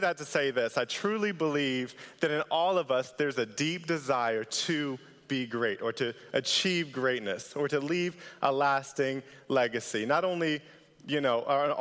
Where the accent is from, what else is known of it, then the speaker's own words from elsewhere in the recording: Northern Virginia, United States; moved away as an adult; also born or lived in Norfolk, Virginia; I was raised in Northern Virginia, came out here a couple years ago, went to ODU